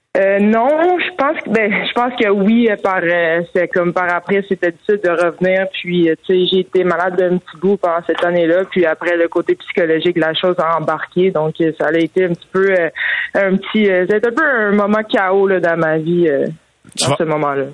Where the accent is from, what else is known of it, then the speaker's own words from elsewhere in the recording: Quebec, Canada; en tant que québécoise